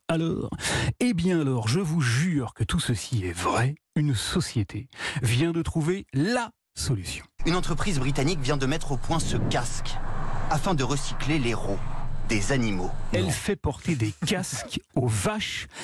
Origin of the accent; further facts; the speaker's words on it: France; ici, chez nous, en France